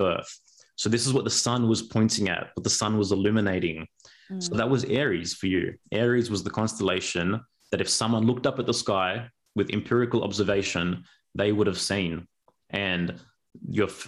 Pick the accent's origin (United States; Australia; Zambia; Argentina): Australia; I'm first generation Australian